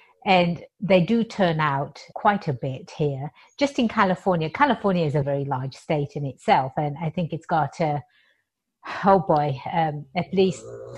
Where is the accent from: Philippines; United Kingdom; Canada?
United Kingdom; England; moved away as an adult; now in United States; I was born and raised in England, and I've been here in America for about 23 years now, and this is home.